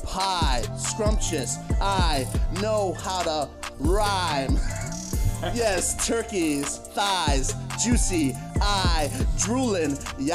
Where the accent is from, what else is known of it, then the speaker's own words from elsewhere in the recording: Northeast, United States; moved away as an adult; also born or lived in Connecticut; now in Austin, United States; I grew up in the Northeast.